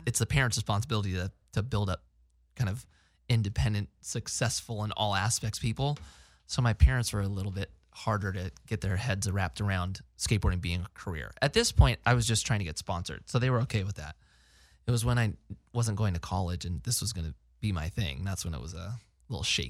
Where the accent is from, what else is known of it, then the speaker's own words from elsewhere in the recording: Placerita, California, United States; also born or lived in Newbury Park; so I grew up in Placeagora